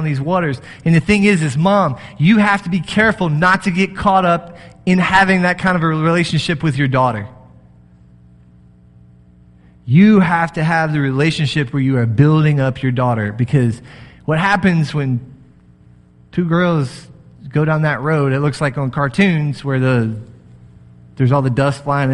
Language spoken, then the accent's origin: English; Texas, United States; moved away; I'm from Texas